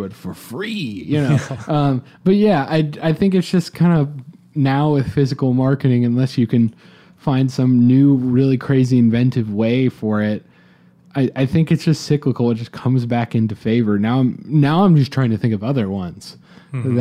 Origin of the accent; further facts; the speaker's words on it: Atlanta, Georgia, United States; I'm personally from Atlanta